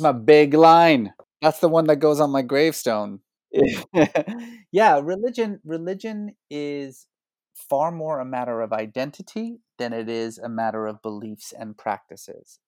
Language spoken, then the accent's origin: English; Iran; also born or lived in Oklahoma, United States; now in United States; I was born in Iran